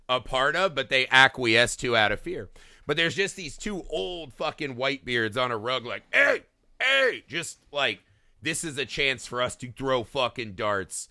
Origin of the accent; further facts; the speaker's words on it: United States; as an American